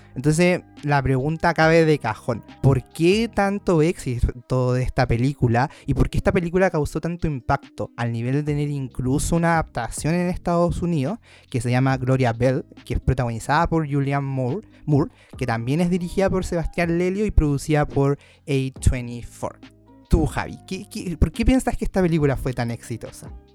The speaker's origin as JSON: {"language": "Spanish", "country": "Chile", "said": "en un sector tan recóndito de nuestro país"}